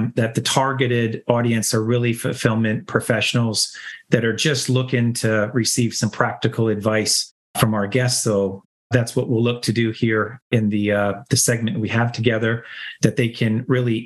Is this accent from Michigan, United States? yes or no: yes; Bertrand, Michigan, United States; the town that I came from, it's probably bigger than my hometown in Bertrand, Michigan